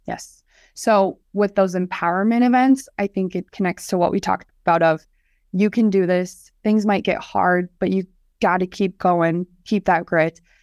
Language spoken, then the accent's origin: English; Hartford, South Dakota, United States; I grew up right outside of Sioux Falls in Hartford, South Dakota.